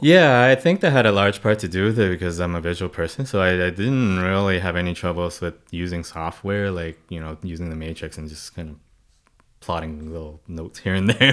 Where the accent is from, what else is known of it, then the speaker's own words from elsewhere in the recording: Hong Kong; now in Canada; I was born and raised in Hong Kong